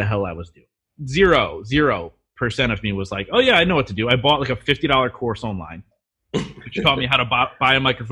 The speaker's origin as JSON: {"language": "English", "town": "Reading", "region": "Pennsylvania", "country": "United States", "tie": "born or raised there", "said": "Reading, which is my hometown"}